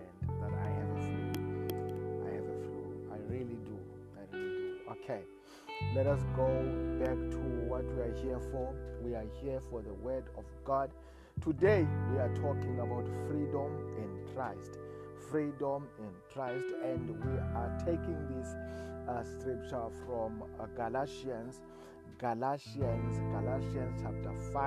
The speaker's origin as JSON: {"language": "English", "country": "South Africa", "said": "I come from South Africa"}